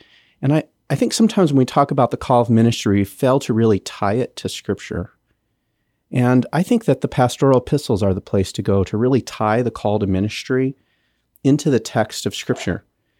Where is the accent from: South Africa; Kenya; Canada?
Kenya; Yeah, I grew up in Kenya. My parents are missionaries there. They're still there. And so my formative years were all spent there on the east coast of Africa.